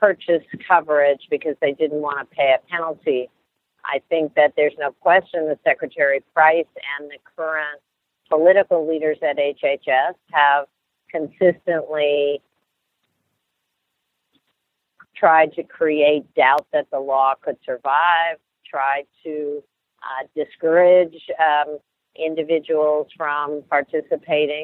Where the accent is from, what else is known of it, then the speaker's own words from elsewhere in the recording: Ohio, United States; Ohio, which is my home state